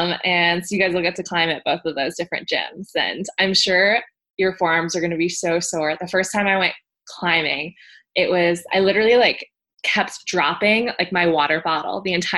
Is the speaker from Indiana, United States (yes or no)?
no; Florida, United States; moved away as an adult; I grew up in Florida, went to high school there. And then after high school, I kind of wanted to get as far away from home as possible. So I was like, let's go to Minnesota.